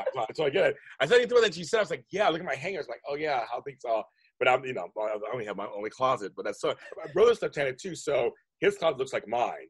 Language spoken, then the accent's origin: English; Inglewood, California, United States; I'm from Inglewood